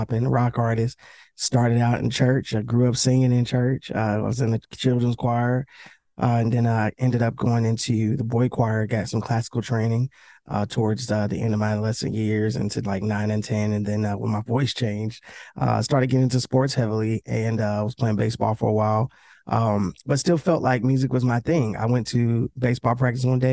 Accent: Cincinnati, Ohio, United States; I'm from Cincinnati. And Cincinnati ain't that big

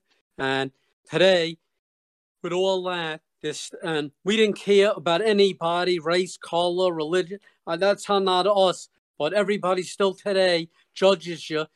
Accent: New York City, New York, United States; growing up in Brooklyn, we lived in a very bad neighborhood

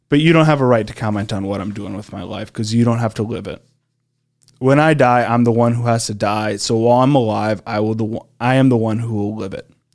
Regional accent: Iowa, United States; growing up in Iowa, driving a tractor for twelve hours a day

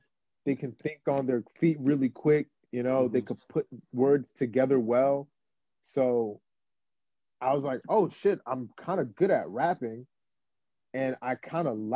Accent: Roselle, New Jersey, United States; also born or lived in Newark, New Jersey; I'm from Roselle, New Jersey, small town. I like to tell people I'm 15 minutes away from Newark Airport, and born in Newark

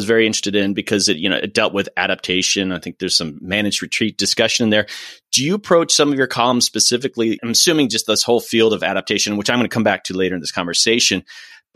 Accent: Florida, United States; moved away; I'm originally from Florida. I grew up there

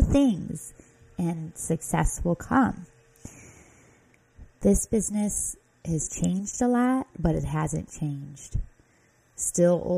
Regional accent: Midwest, United States; accent: Midwest; my Midwest accent

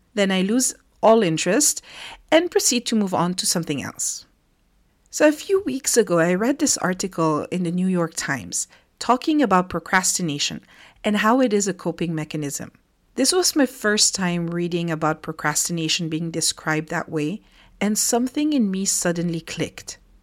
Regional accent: Philippines; moved away as an adult; now in France; growing up in the Philippines

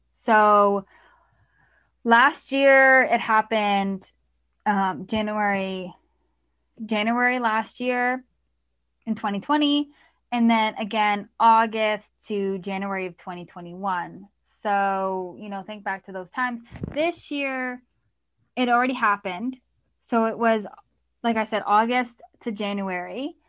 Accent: Canada; I'm Canadian

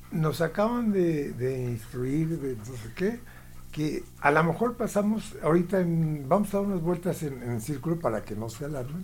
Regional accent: Mexico

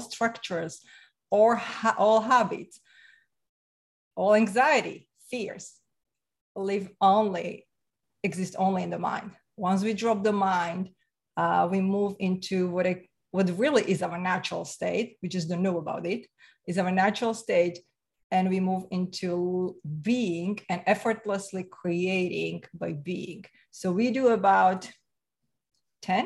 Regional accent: Slovakia; English is a second language; now in Canada; I'm from Slovakia. So former Czechoslovakia, right? So Central Europe, and came to Canada about 24 years ago. So that's my accent.

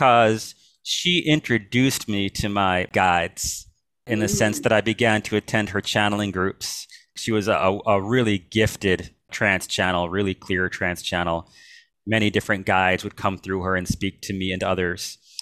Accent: Melville, New York, United States; moved away as an adult; also born or lived in Queens, New York City / Los Angeles; now in Santa Barbara, United States; I spent most of my life growing up on Long Island in a town called Melville in western Suffolk County

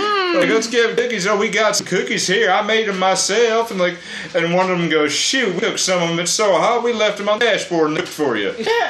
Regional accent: United States; I am an American

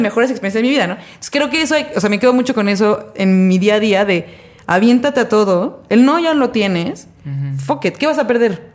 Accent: Mexico; yo soy mexicana, yo no conocía la nieve

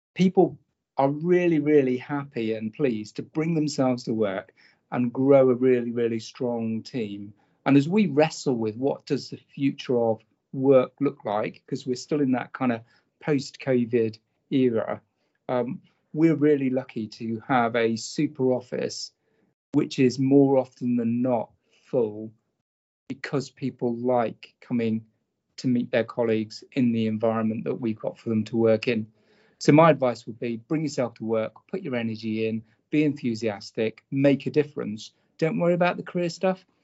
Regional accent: Norfolk, East of England, United Kingdom; So I grew up in Norfolk

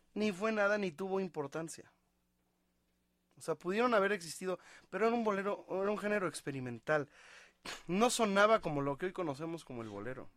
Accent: Mexico; nosotros como mexicanos

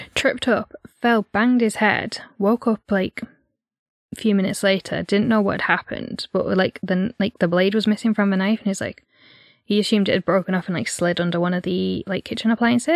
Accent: Yorkshire and the Humber, United Kingdom; we're from North Yorkshire

